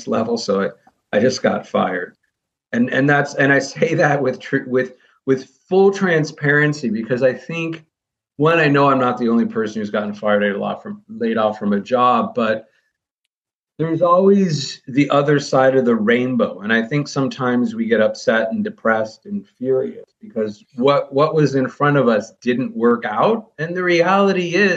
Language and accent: English; Midwest, United States; I grew up in the Midwest.